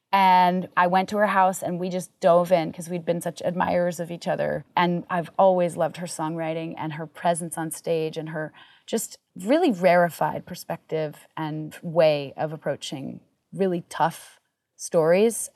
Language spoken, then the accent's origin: English; Vermont, United States; moved away; also born or lived in Hollywood; Growing up in Vermont